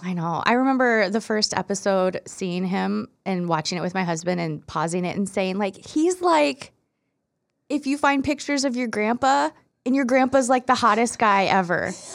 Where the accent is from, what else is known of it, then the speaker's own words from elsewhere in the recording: Iowa, United States; I'm from Iowa.